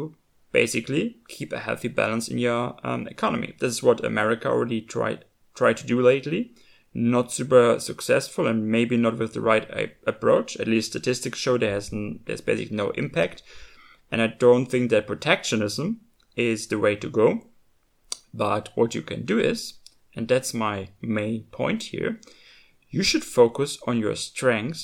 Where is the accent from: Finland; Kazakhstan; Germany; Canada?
Germany; the values that I grew up with in Germany